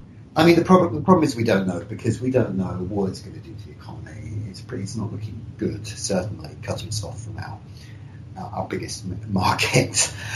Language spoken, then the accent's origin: English; London, United Kingdom; I remember in the 90s growing up in Gideon Park at the sort of far eastern end of London.